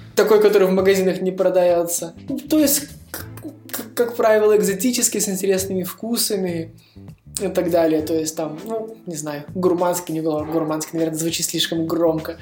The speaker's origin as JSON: {"language": "Russian", "town": "Vilnius", "region": "Vilnius County", "country": "Lithuania", "said": "Я сам из Вильнюса, я живу в Вильнюсе, и здесь зимой холодно"}